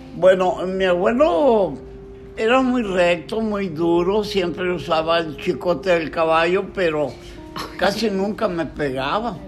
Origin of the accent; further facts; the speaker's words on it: Matamoros, Tamaulipas, Mexico; Yo nací el 9 de junio de 1938 y tuve uso de razón a los siete años de vida, o sea, 1945. En ese tiempo se acababa la Segunda Guerra Mundial y en Matamoros era un tiempo, un auge del algodón